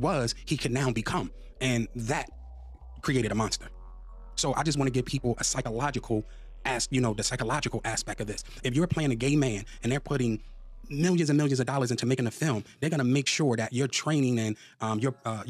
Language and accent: English; Philadelphia, Pennsylvania, United States; I'm from Philly